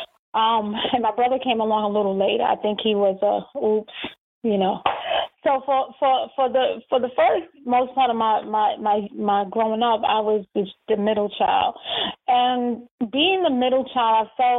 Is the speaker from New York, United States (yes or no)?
yes; New York, United States; moved away as an adult; now in Charlotte, United States; I'm a transplant. So I'm from New York.